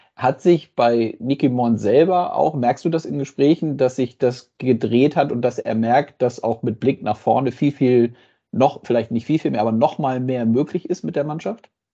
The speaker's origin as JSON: {"language": "German", "region": "Northern Germany", "country": "Germany", "tie": "born or raised there", "said": "als gebürtiges Nordlicht"}